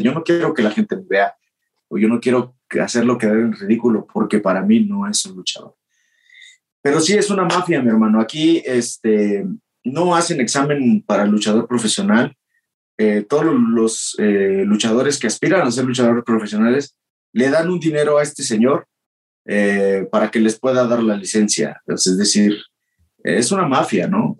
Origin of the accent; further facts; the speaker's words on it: Mexico; moved away as an adult; also born or lived in Japan; solamente venía a México para pasar con mi familia las fiestas de Navidad y Año Nuevo